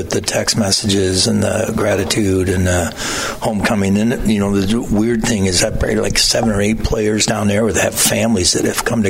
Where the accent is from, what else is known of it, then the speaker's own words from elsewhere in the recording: Montrose, Michigan, United States; moved away as an adult; also born or lived in Lowell, Michigan; now in Tifton County, Georgia, United States; I grew up in Montrose.